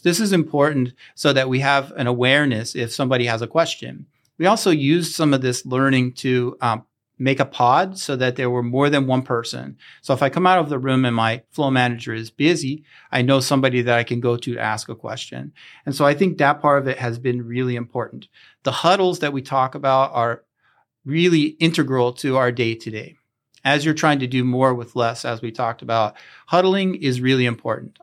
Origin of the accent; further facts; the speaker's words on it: Chambersburg, Pennsylvania, United States; moved away; I am from Chambersburg and I had the opportunity to come back home